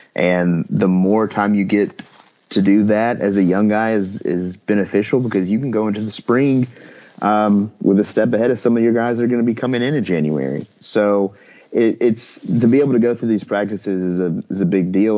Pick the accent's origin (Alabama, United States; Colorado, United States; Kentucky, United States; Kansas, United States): Alabama, United States; Northeast; I'm from Northeast Alabama